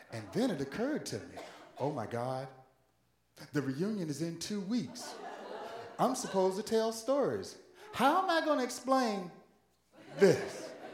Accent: Virginia, United States; moved away; home state of Virginia in the city of Norfolk

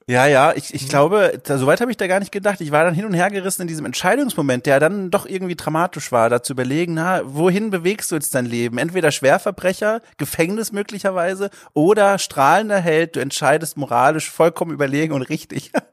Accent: Southern Germany, Germany; Ich komme ja aus Süddeutschland und da eher aus der Dorfgegend, so Kleinstadtgegend.

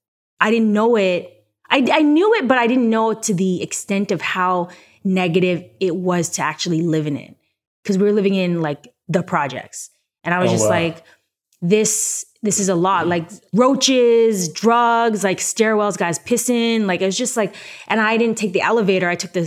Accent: Toronto, Ontario, Canada; also born or lived in New York; now in Los Angeles, United States; Come on, I'm from Toronto. It's snowy.

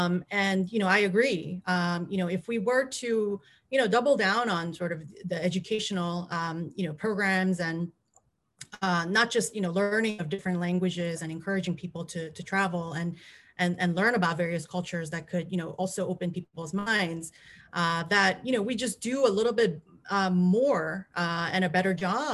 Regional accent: United States; a lot of times I don't want to advertise the fact that I'm Asian American. You know, I don't, you know, I don't have an accent.

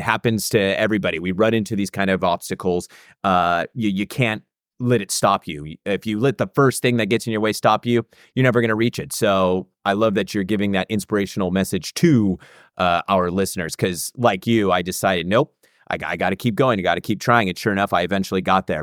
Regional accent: United States; I was from America

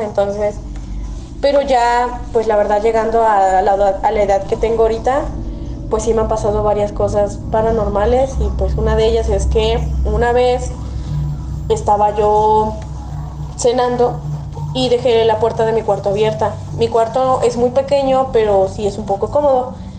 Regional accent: Xalapa, Veracruz, Mexico; soy de Jalapo, Veracruz

